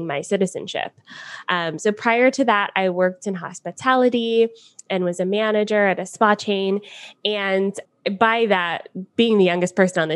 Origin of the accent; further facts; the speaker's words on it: Atlanta, Georgia, United States; moved away as an adult; now in Niagara Falls, Canada; I am from Atlanta originally, and I now live in Niagara Falls, Canada.